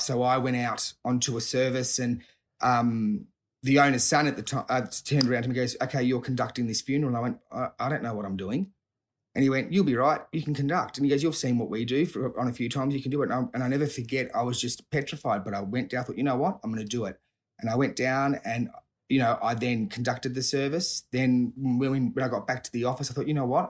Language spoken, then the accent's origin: English; Sydney, New South Wales, Australia; I grew up, um, around, in Sydney, so, uh, grew up around South Hurstville and, and, and, and Southern Sydney, so still, still residing in the area.